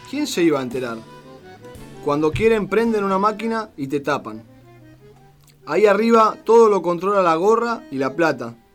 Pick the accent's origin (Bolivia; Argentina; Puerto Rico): Argentina; José León Suárez, Buenos Aires Province; Yo soy del barrio de Carcova. El barrio es como una selva.